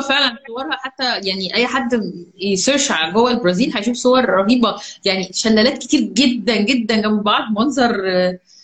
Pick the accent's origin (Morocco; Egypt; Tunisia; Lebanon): Egypt; عندنا في مصر